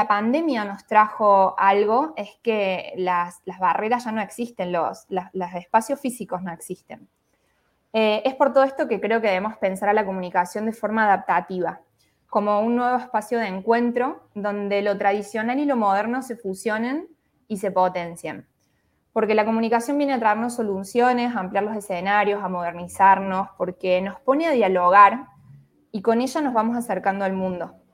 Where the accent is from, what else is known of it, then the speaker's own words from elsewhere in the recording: Córdoba, Argentina; soy de Córdoba, Argentina